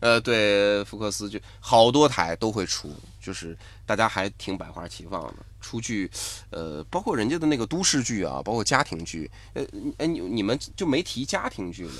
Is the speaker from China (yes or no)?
yes; China; 我们中国人